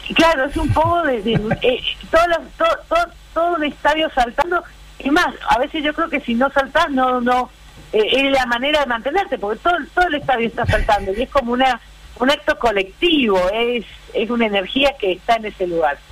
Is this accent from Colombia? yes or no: no; Cuyo, Argentina; moved away; also born or lived in Córdoba; soy cuyana